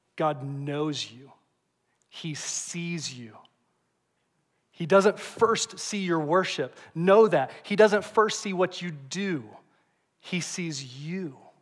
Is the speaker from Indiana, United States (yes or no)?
yes; Indianapolis, Indiana, United States; also born or lived in Evansville, Indiana; I grew up here in Indianapolis